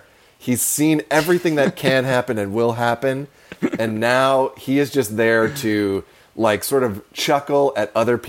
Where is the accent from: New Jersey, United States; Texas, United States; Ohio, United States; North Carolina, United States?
Ohio, United States; Cleveland; I'm from Cleveland.